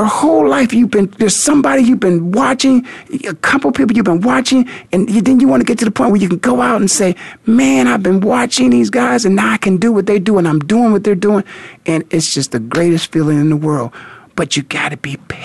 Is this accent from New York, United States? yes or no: no; Canton, Ohio, United States; I grew up in Canton, Ohio